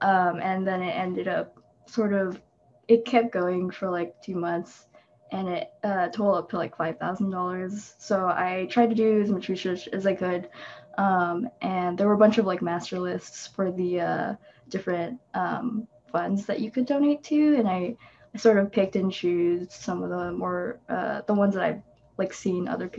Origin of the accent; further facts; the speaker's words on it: Philippines; I just wanted to donate to them too, because that's my home country. And it's a little bit harder to find reputable funds to donate to for the Philippines